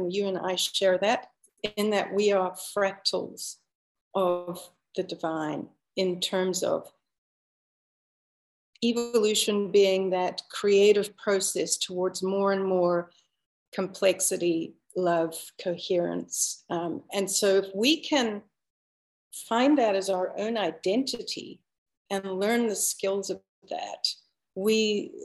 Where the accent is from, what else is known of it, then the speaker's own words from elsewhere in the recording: South Africa; moved away as an adult; now in Canada; I was born and raised in Africa for 30 years. And so I only immigrated to Canada when I was 28.